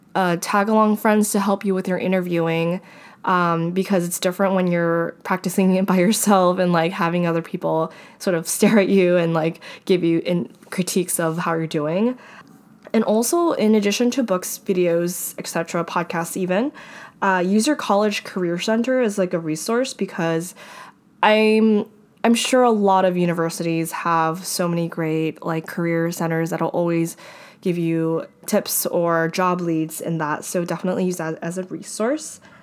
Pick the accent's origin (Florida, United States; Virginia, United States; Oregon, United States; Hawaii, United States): Hawaii, United States; moved away; I was from Hawaii